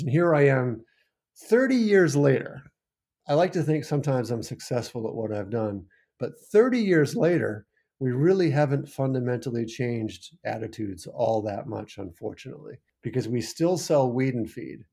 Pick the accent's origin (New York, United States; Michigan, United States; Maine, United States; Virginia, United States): Maine, United States; also born or lived in Falmouth, Maine; I grew up in Maine on the farm.